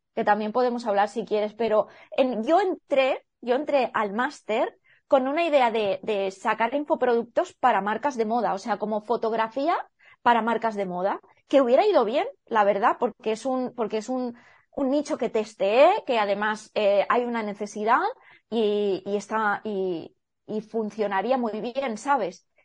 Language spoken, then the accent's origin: Spanish; El Campello, Valencian Community, Spain; moved away as an adult; also born or lived in Edinburgh; podría haberme quedado en mi pueblo, que yo soy de Campello Alicante